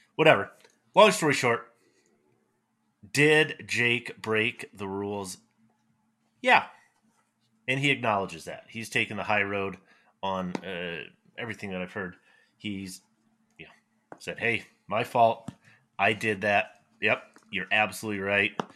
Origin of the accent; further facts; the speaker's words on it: Fort Collins, Colorado, United States; my hometown here in Fort Collins, Colorado